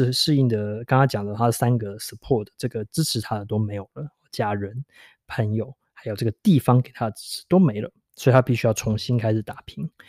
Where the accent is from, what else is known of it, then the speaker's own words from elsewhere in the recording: Taiwan; now in London, United Kingdom; 她知道我是台湾人，